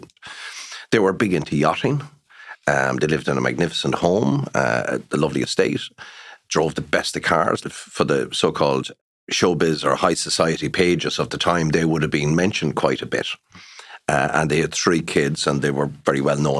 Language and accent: English; Ballinamore, Connacht, Ireland; my hometown of Ballinamore in County Leitrim